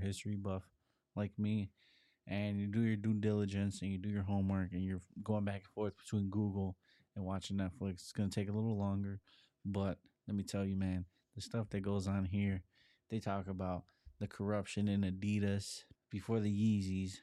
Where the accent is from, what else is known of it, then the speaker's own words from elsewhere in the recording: Chicago, Illinois, United States; being born and growing up in Chicago